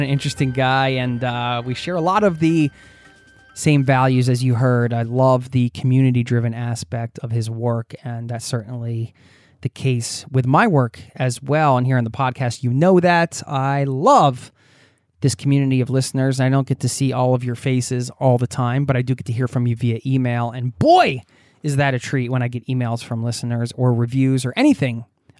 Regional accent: United States; so I hope you're doing well over in my home country

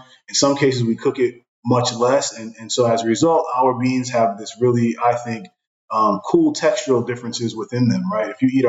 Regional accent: Brooklyn, New York, United States; I grew up in Brooklyn

